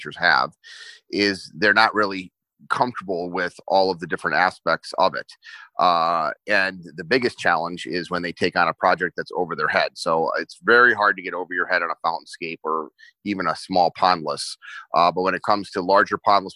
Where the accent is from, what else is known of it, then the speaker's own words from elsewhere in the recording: New Jersey, United States; moved away; also born or lived in Wheaton, Illinois; I was growing up in New Jersey, and one day my parents said we were moving to the flat, barren cornfields of Wheaton, Illinois